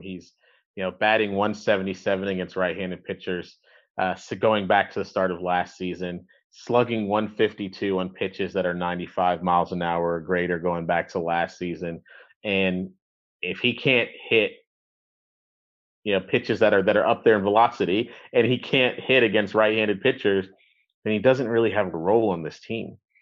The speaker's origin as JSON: {"language": "English", "town": "Tampa", "region": "Florida", "country": "United States", "tie": "born or raised there", "said": "growing up in Tampa"}